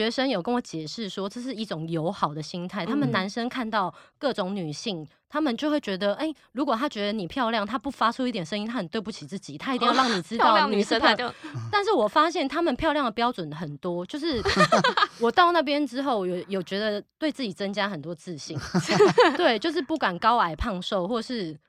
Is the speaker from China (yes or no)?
no; Taiwan; 我是台湾那啥，我是台湾人